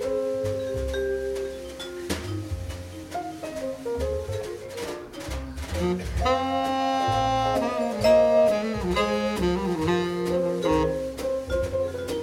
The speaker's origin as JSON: {"language": "English", "area": "the Berkshires", "region": "Massachusetts", "country": "United States", "tie": "born or raised there", "said": "growing up in the Berkshires in the summer"}